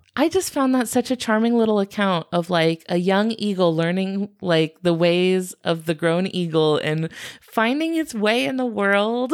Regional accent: United States; I am American

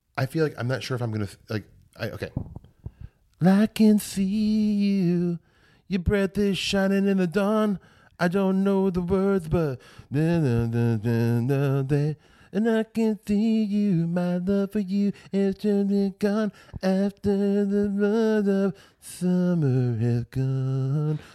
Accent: Omaha, Midwest, United States; moved away; I'm from the Midwest

